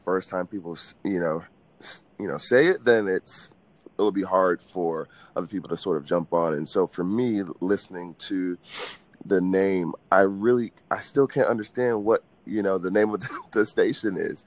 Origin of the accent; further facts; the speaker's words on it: Atlanta, Georgia, United States; From Atlanta, Georgia